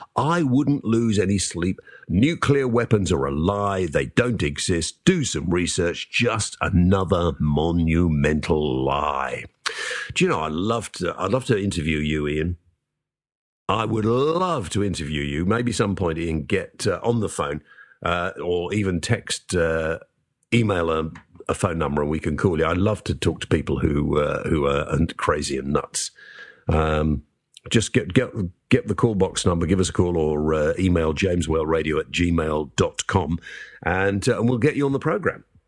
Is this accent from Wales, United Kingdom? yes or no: yes; Wales, United Kingdom; As a Welshman myself